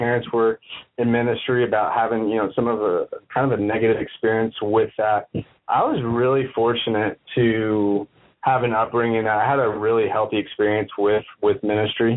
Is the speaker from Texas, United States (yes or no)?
yes; Austin, Texas, United States; I grew up in Austin, Texas.